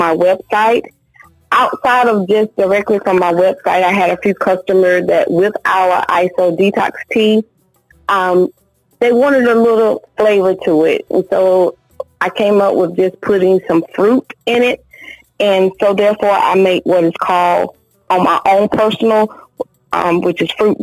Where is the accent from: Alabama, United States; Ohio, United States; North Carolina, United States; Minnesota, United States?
North Carolina, United States; Pittsboro; now in Raleigh, United States; My hometown, it was in Pittsburgh, North Carolina, and I currently reside in Raleigh, North Carolina.